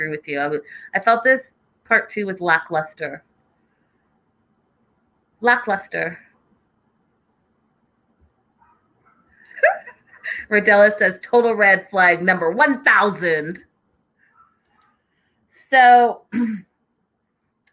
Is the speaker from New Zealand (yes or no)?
no; Canada; I'm Canadian coming into the U.S.